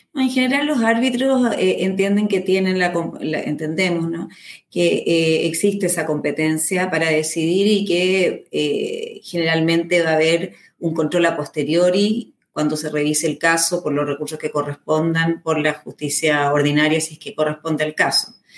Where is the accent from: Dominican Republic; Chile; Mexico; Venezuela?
Chile; mi país, por ejemplo en Chile